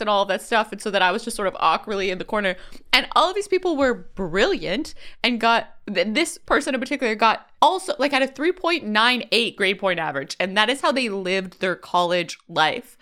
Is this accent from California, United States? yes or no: yes; California, United States; growing up in California